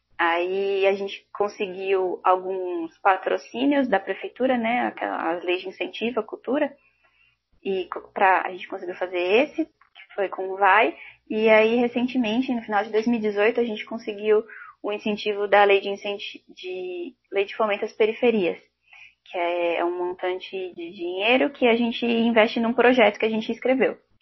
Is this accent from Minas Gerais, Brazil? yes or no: no; São Paulo, Brazil; eu sou moradora do Jaraguá, que é um bairro na zona noroeste de São Paulo